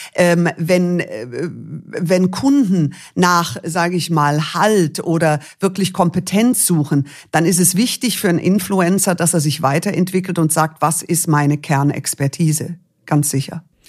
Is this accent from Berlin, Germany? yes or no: no; Munich, Bavaria, Germany; ich bin dann in München geboren